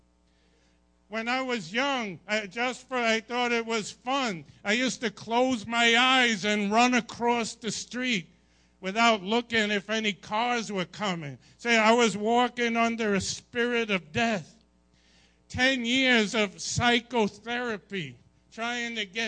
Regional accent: Long Island, New York, United States; I grew up in Long Island

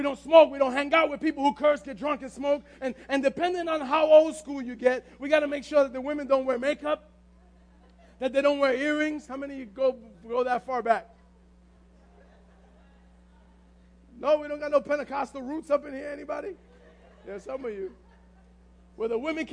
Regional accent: New York City, New York, United States; we're from the Bronx

